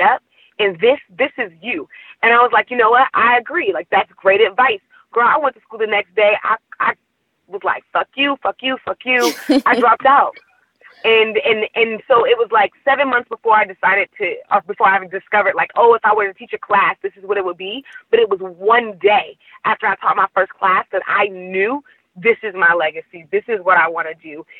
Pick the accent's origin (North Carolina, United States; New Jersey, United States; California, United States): California, United States; Oakland; also born or lived in New Orleans; I'm from Oakland